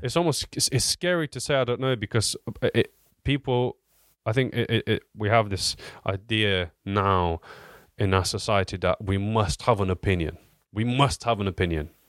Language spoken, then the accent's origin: English; Southampton, South East England, United Kingdom; I'm from Southampton